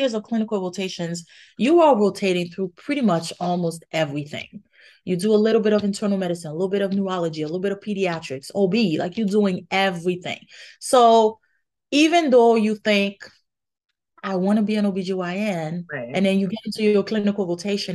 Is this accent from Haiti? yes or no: yes; Haiti; moved away; I grew up in Haiti